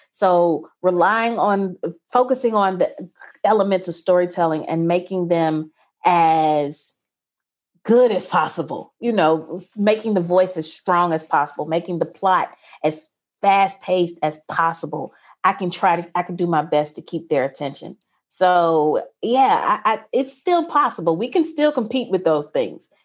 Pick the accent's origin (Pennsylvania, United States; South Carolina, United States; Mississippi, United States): Mississippi, United States; I was going to a mostly white, upper-class, private Christian school in conservative Mississippi